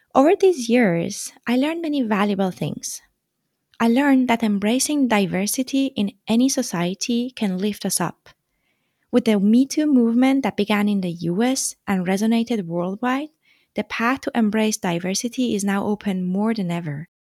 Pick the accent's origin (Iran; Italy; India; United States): Iran; Tehran, Tehran Province; moved away as an adult; also born or lived in France; I come from Iran, from the capital city, Tehran. I lived there almost all my life until two thousand twelve, when I left to continue my studies abroad